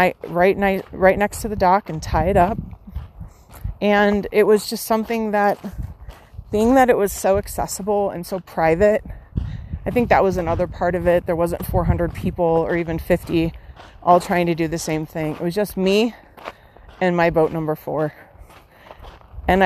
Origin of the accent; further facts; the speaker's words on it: Midwest, United States; Growing up in the Midwest